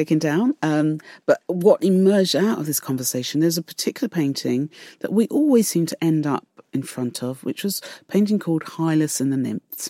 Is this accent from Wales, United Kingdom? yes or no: no; London, United Kingdom; growing up, and growing up in East London